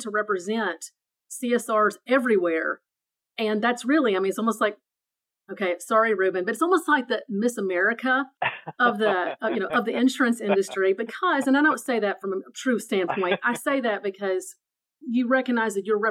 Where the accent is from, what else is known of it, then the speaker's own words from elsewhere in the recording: Tennessee, United States; moved away as an adult; also born or lived in North Carolina; I just moved 6 months ago to Tennessee, although I'm originally from Tennessee. I've moved back home